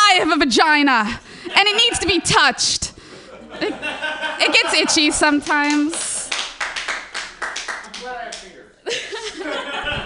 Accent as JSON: {"language": "English", "town": "Chicago", "region": "Illinois", "country": "United States", "moved": "yes", "lives_now": "San Francisco Bay Area, United States", "said": "I'm from Chicago originally, and I moved out to San Francisco Bay Area."}